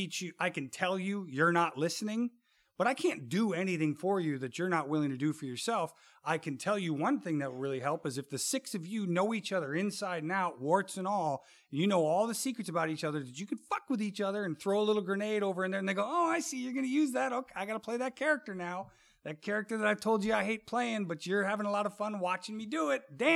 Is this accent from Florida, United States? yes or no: no; Chicago, Illinois, United States; we grew up in the South Side of Chicago. Times were tough, right?